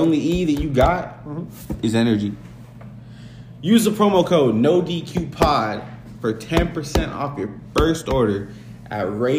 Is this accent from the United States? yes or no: no; Winnipeg, Manitoba, Canada; I'm from Winnipeg, you idiot.